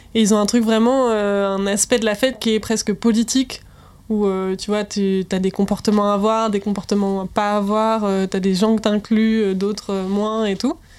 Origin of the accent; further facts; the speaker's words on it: Rennes, Brittany, France; moved away; Rennes, ça va, c'est vraiment mon bled à moi